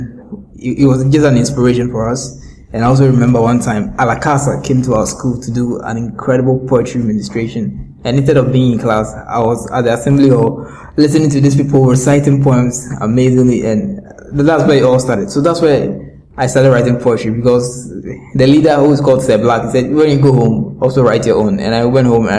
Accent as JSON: {"language": "English", "town": "Accra", "region": "Greater Accra", "country": "Ghana", "tie": "born or raised there", "said": "I was born in Accra, North Kaneshi, to an electrician dad"}